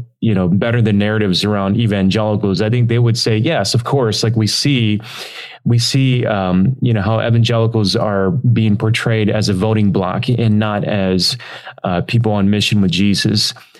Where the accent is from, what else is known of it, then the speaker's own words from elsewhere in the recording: Detroit, Michigan, United States; moved away as an adult; also born or lived in Texas; now in Chicago, United States; so I grew up in Detroit. I lived a few years in Texas.